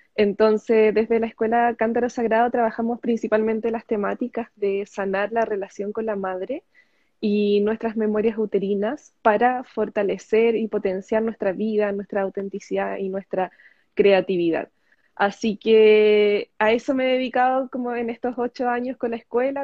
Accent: Chile; soy chilena. Actualmente estoy en Chile

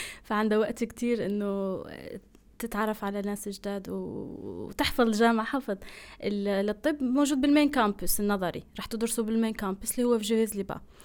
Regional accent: Algeria; moved away as an adult; now in Turkey; جزائرية الجنسية مقيمة في تركيا من آه، سبع سنين تقريبا

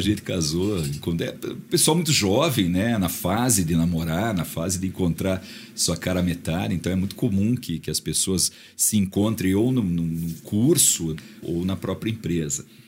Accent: Ponta Grossa, Paraná, Brazil; quando eu era criança em Ponta Grossa. A gente morava numa casa muito ampla

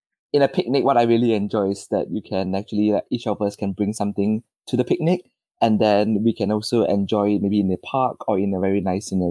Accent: Malaysia; moved away as an adult; now in United Kingdom; I am originally from Malaysia

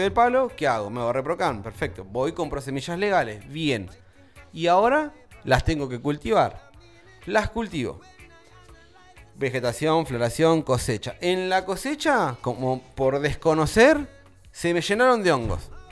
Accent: Buenos Aires, Argentina; now in Tandil, Argentina; De Buenos Aires

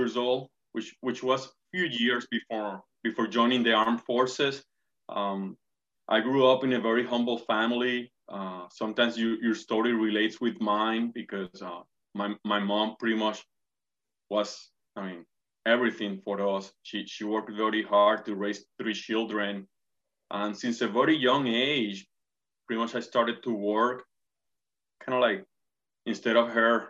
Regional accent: Puerto Rico; English is a second language; moved away as an adult; also born or lived in Tampa, Florida; now in Jacksonville, United States; Pretty much born and raised in Puerto Rico, came to the United States about 15 and a half years ago, right after finishing college in the University of Puerto Rico, relocated to Tampa, Florida

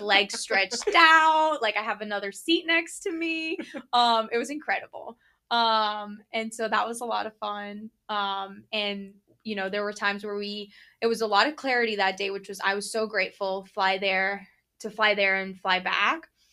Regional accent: Florida, United States; growing up in Florida

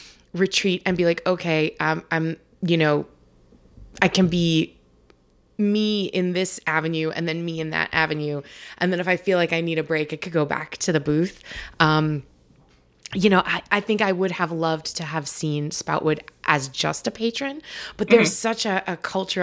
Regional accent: New York, United States; now in New Hampshire, United States; I'm originally from New York. And now I live up here in New Hampshire.

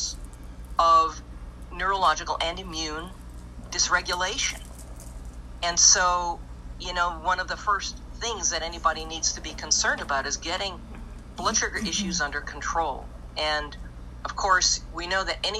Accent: Minnesota, United States; moved away; I'm originally from Minnesota

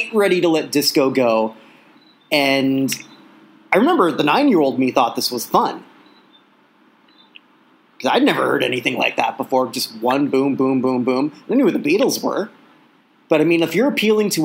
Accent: Burlington, Ontario, Canada; we listened to this Hamilton station when I was growing up in Burlington

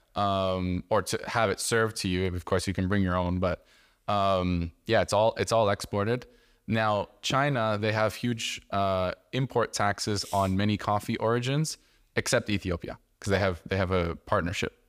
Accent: Canada; growing up in Canada

